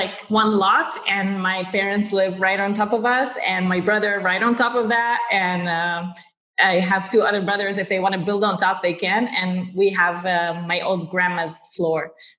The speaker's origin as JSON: {"language": "English", "town": "Nazareth", "region": "Northern District", "country": "Israel", "tie": "born or raised there", "said": "And I was born and raised here in Nazareth, and to a wonderful family, wonderful parents, Christian family that loved the Lord, and so grew up in church."}